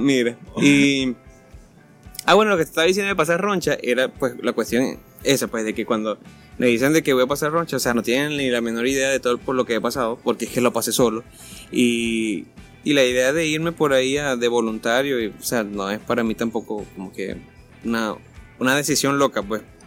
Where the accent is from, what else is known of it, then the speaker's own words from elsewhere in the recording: El Tejero, Monagas, Venezuela; also born or lived in Valencia, Venezuela (birthplace); now in Maturín, Venezuela; yo siempre quise salir del tejero es que yo no nací en el tejero